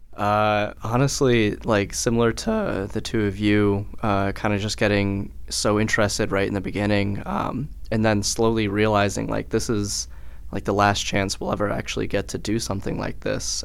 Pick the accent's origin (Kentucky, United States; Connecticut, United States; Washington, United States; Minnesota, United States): Connecticut, United States; Colchester; originally I'm from Colchester, Connecticut